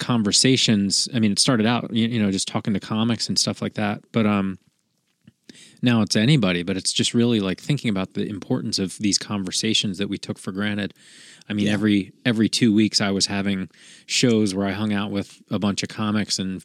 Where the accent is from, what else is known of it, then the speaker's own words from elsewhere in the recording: Philadelphia, Pennsylvania, United States; moved away as an adult; That's me in Philly. Like I haven't lived there for a long time, but I spent my first 30 some years there.